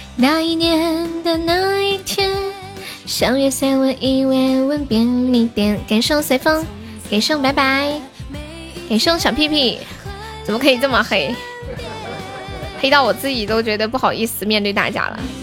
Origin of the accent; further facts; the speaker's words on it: Nanchong, Sichuan, China; 我是四川南充的